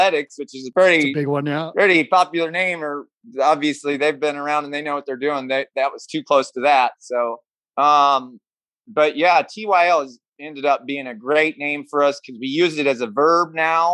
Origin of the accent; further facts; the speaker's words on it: Mount Ayr, Iowa, United States; Mount Air, Iowa, which is kind of my hometown. It's a really small town